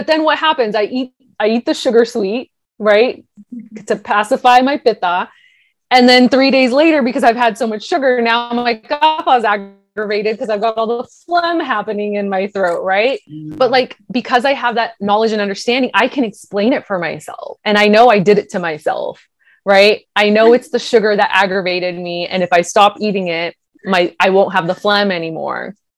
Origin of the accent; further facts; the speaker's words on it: India; People, being Indian, people are always like, what? You don't like spicy food? Why? You're Indian.